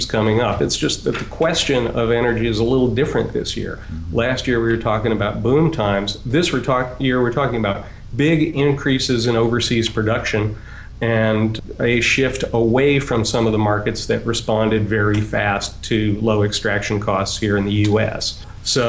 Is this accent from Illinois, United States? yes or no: yes; Chicago, Illinois, United States; In my hometown, Chicago